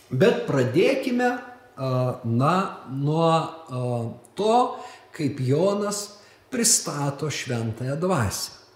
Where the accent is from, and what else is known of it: Lithuania